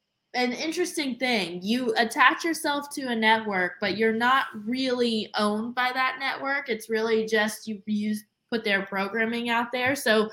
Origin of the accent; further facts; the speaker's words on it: Tennessee, United States; now in Indianapolis, United States; I'm still getting used to the fact that there's no mountains here because I came from East Tennessee.